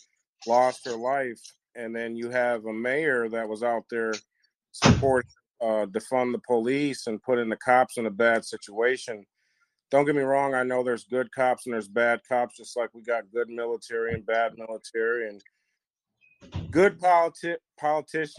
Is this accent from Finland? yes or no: no; Wisconsin, United States; the city and the state that I'm from here in Wisconsin